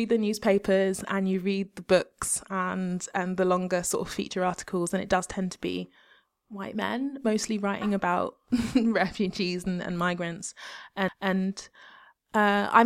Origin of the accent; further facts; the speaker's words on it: United Kingdom; I'm actually British and I've got all the privileges of being born in the West